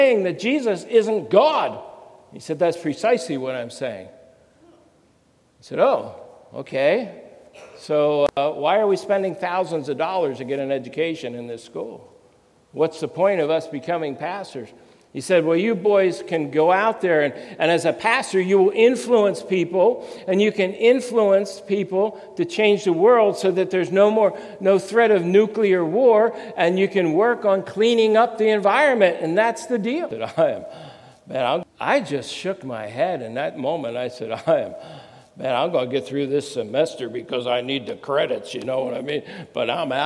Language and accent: English; New Jersey, United States; I'm from Jersey